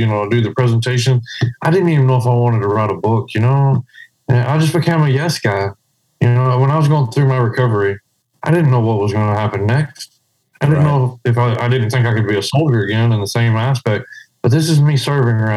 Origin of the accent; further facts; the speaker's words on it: around Odessa, Midland, West Texas, United States; I grew up out in West Texas around Odessa, Midland